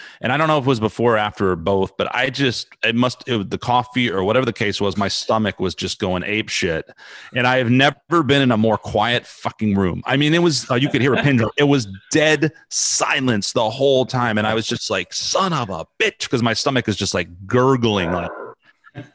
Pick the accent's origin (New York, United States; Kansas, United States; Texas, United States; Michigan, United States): Texas, United States; San Antonio; also born or lived in Los Angeles; I had a friend who I grew up with here in San Antonio